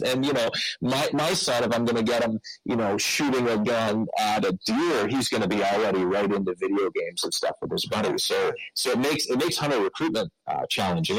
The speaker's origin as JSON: {"language": "English", "town": "Peterborough", "region": "Ontario", "country": "Canada", "tie": "born or raised there", "said": "I grew up here in Peterborough"}